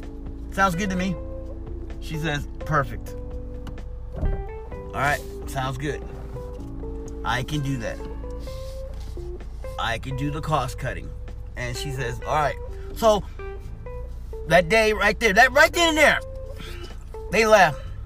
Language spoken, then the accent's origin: English; Missouri, United States; born there; I went back home to where I was from. And that would have been Missouri. That's where I'm from. I was born in Missouri. I was born in Missouri, but wasn't raised in Missouri.